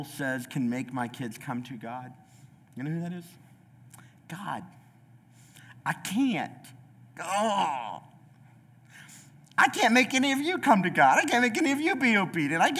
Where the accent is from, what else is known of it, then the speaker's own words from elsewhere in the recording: United States; I'm an American